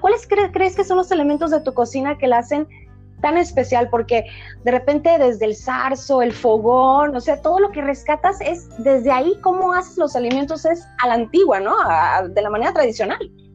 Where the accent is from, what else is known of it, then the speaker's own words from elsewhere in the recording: Colima, Mexico; soy de Colima